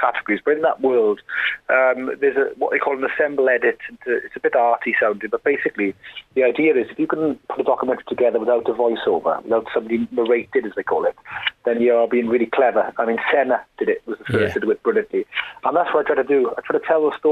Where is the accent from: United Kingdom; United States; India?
United Kingdom; South Wales; I'm from South Wales